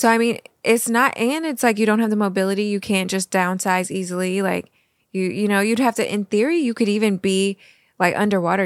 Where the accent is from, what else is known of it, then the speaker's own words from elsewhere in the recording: Missouri, United States; now in Florida, United States; we come from the Midwest. We come from Missouri.